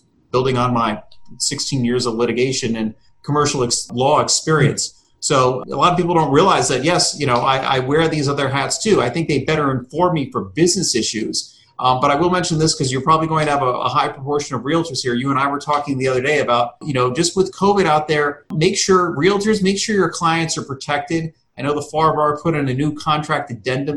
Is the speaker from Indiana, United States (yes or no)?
no; Fort Lauderdale, Florida, United States; now in Boca Raton, United States; I grew up in Fort Lauderdale